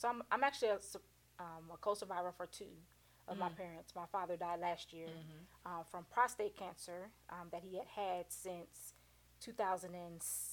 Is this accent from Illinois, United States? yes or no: yes; Illinois, United States; my hometown of Illinois